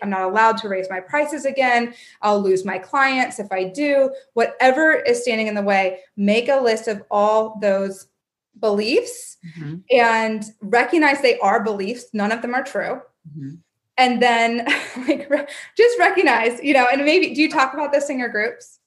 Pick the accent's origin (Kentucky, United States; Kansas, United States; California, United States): Kentucky, United States; moved away; also born or lived in New York City; I grew up in Kentucky